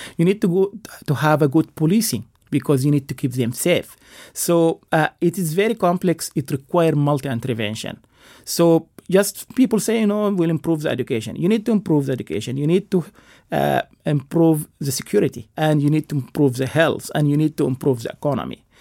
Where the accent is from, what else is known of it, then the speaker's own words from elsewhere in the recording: United States; as an American